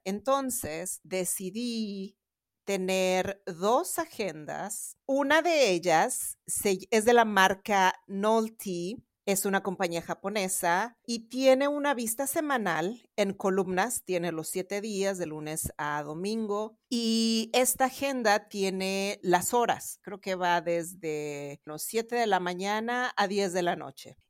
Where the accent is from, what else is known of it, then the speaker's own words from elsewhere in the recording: Mexico City, Mexico; yo soy también de la Ciudad de México. Ahorita estoy grabando de la Ciudad de Boston.